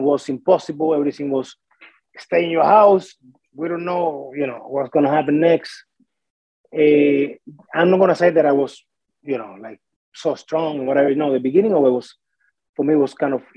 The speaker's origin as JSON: {"language": "English", "region": "Artemisa", "country": "Cuba", "tie": "born or raised there", "second_language": "English", "moved": "as an adult", "lives_now": "Smithers, Canada", "said": "I am from a town about 50 minutes, about an hour outside of Havana City. It's called Artemisa, in Cuba"}